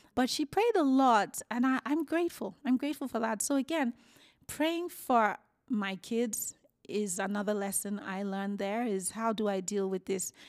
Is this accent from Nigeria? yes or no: yes; Nigeria; moved away as an adult; also born or lived in United Kingdom; now in Calgary, Canada; born and raised in Nigeria. I moved to the UK in my 20s and I moved here in my 30s.